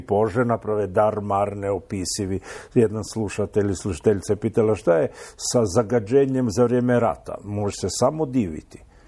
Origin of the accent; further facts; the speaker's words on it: Croatia; kod nas u Hrvatskoj